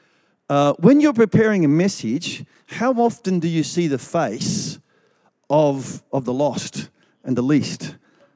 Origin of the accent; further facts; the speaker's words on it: Melbourne, Victoria, Australia; I grew up in Melbourne, in the eastern suburbs of Victoria, of Melbourne